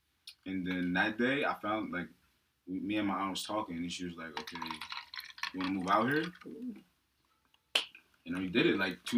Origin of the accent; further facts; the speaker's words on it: New Jersey, United States; now in Pennsylvania, United States; Jersey. I'm from the fifth floor.